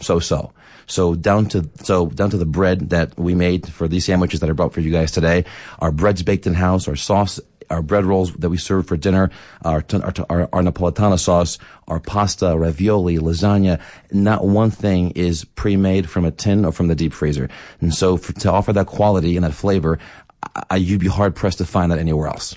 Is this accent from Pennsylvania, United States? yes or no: yes; Philadelphia, Pennsylvania, United States; moved away as an adult; also born or lived in Boston / New York; now in Johannesburg, South Africa; my hometown.